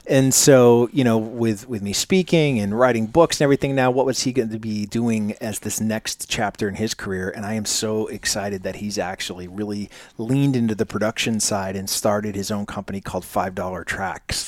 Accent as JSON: {"language": "English", "town": "Manchester", "region": "New Hampshire", "country": "United States", "said": "I'm originally from Manchester, New Hampshire, so so close to the Cambridge area"}